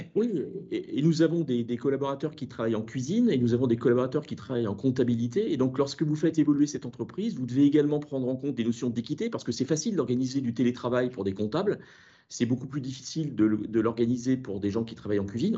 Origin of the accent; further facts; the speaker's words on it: Brittany, France; en tant que breton